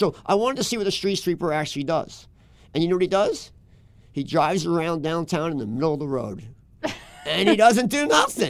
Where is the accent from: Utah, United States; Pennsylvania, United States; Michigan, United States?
Pennsylvania, United States; Philadelphia; now in Minneapolis, United States; I grew up in Philadelphia